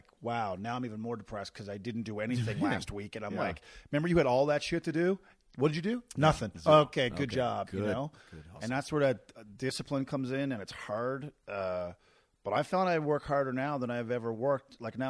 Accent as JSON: {"language": "English", "region": "Newfoundland and Labrador", "country": "Canada", "said": "I moved from Newfoundland and my first time on stage was here."}